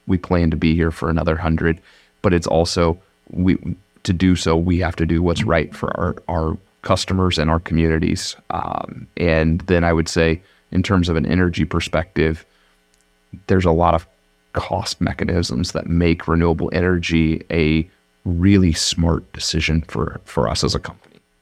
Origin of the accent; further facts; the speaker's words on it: Madrid, Iowa, United States; I grew up in Madrid, Iowa